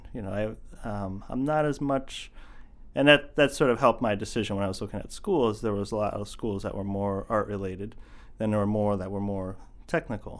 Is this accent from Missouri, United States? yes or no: no; eastern Pennsylvania, United States; moved away as an adult; also born or lived in Camden, Maine; now in Falmouth, United States; I grew up in eastern Pennsylvania